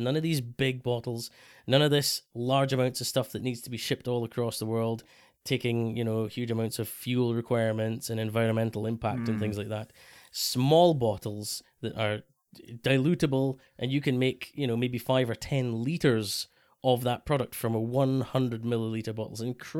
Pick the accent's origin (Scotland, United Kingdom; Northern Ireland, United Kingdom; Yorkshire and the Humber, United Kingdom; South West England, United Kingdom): Scotland, United Kingdom; especially as a Scotsman